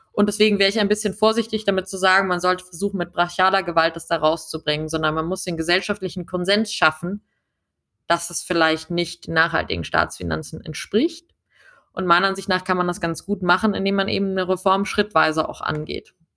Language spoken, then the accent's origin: German; Munich, Bavaria, Germany; also born or lived in Washington; ich komme aus München